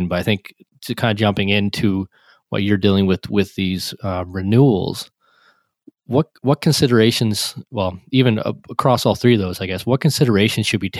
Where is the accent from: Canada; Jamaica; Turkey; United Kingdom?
Canada; Nova Scotia; I'm in Nova Scotia in Canada, and when I think of my hometown here